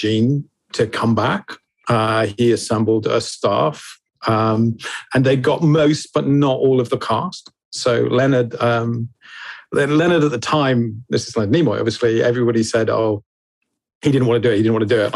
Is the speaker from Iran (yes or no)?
no; England, United Kingdom; Being English, we had to wait for the VHS release